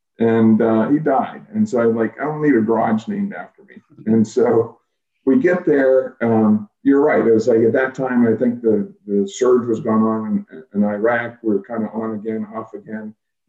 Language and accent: English; Western Pennsylvania, United States; I grew up in Western Pennsylvania.